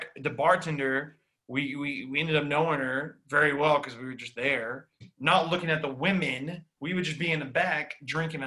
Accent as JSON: {"language": "English", "region": "Texas", "country": "United States", "tie": "born or raised there", "moved": "as an adult", "said": "I grew up like in Texas where you didn't travel because everything you need is in Texas."}